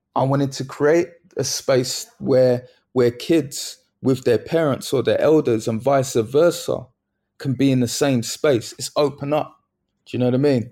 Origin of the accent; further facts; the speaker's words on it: London, United Kingdom; where my mum, where she lived, where I grew up in Bethnal Green